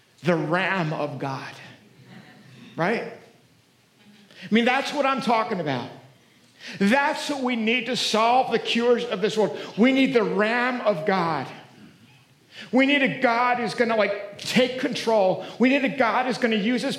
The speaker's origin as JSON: {"language": "English", "region": "Pennsylvania", "country": "United States", "tie": "born or raised there", "moved": "yes", "said": "I grew up back in Pennsylvania. We had a little farm"}